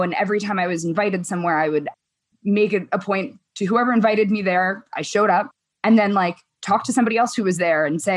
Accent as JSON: {"language": "English", "region": "New York", "country": "United States", "tie": "born or raised there", "moved": "as an adult", "lives_now": "San Francisco, United States", "said": "being a New Yorker"}